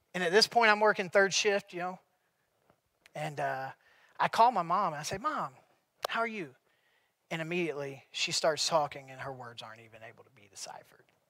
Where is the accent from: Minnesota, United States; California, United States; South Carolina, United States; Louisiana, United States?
South Carolina, United States; growing up in South Carolina, I always believed in God